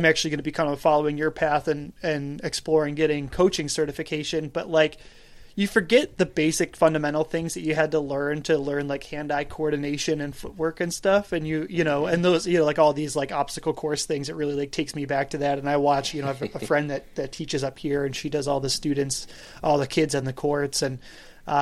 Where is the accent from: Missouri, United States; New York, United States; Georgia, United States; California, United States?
New York, United States; Buffalo; I'm from Buffalo.